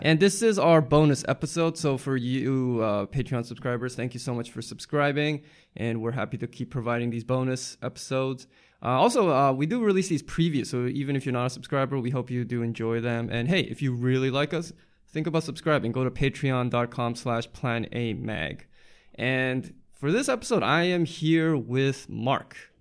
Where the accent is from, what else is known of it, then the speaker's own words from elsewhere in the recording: Canada; moved away; I grew up in Canada